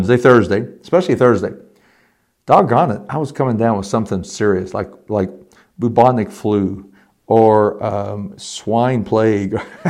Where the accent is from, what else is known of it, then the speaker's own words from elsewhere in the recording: Elizabethtown, Kentucky, United States; moved away; also born or lived in Richmond, Indiana; I had been baptized as a 12-year-old, maybe 13-year-old confirmand in a United Methodist Church in E-Town, Kentucky